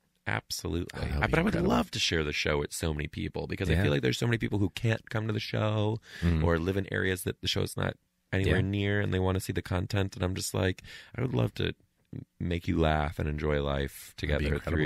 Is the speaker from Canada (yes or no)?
yes; Canada; I'm a Canadian. I would love a Netflix special.